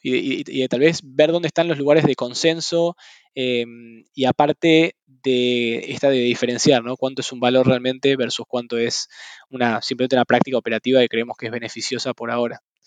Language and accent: Spanish; Buenos Aires, Argentina; moved away as an adult; also born or lived in San Francisco; now in Mill Valley, United States; siempre nací en Buenos Aires y viví en Buenos Aires toda mi vida